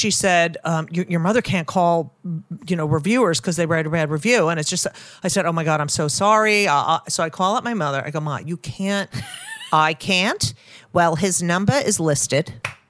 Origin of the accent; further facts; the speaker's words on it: New Jersey, United States; I hated growing up in New Jersey.